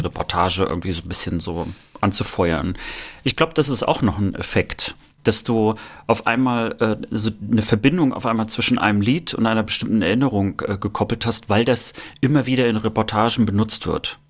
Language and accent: German; Rostock, Mecklenburg-Vorpommern, Germany; bei uns in Rostock waren auch dänische Sender auch zu hören